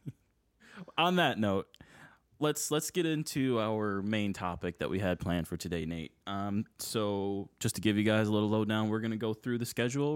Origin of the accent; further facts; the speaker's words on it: Buffalo, New York, United States; I am also born and raised in the Buffalo area